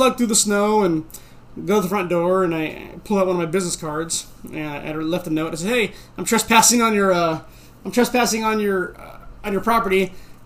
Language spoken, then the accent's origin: English; Bay Area, California, United States; also born or lived in Tracy, California; I'm from Bay Area